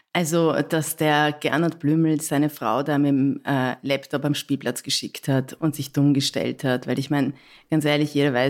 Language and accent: German; Vienna, Austria; ich komme aus Wien, habe ich gesagt, ich komme aus Wien